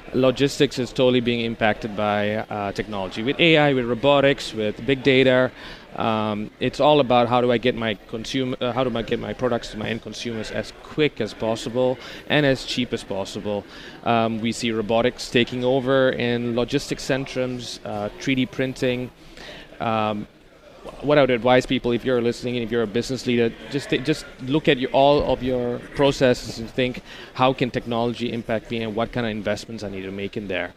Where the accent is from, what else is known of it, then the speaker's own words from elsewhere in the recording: Amsterdam, North Holland, Netherlands; I'm from Amsterdam